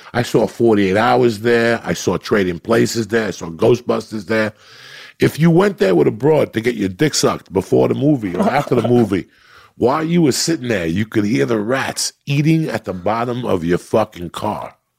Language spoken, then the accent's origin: English; North Bergen, New Jersey, United States; also born or lived in New York City; I'm from North Bergen, New Jersey